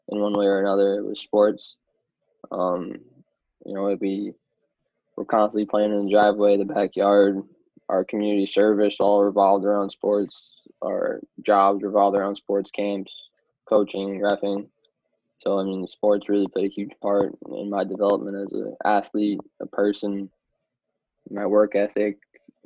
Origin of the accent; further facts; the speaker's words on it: Long Island, New York, United States; also born or lived in Boston; I played for the Long Island Gulls